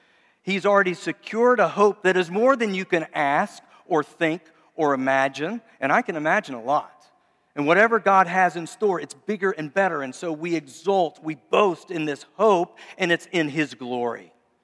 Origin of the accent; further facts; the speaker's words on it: Memphis, Tennessee, United States; I grew up lived in Memphis for a long time, so I always think Elvis gives hope.